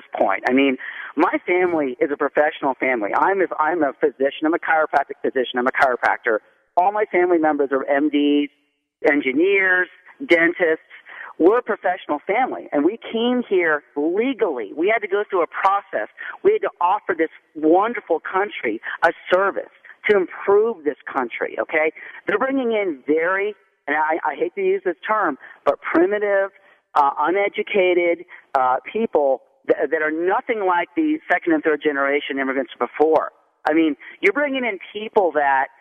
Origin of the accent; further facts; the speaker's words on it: United States; I am actually a first-generation Syrian immigrant. I was born in the United States